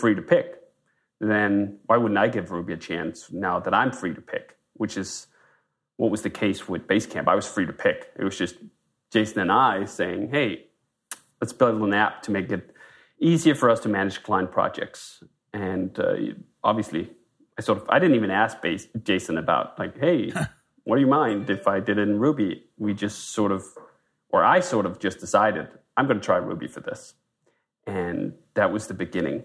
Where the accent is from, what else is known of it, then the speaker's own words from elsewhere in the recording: Denmark; moved away as an adult; now in United States; I'm a Dane. I'm from Denmark originally, moved to the US in 2005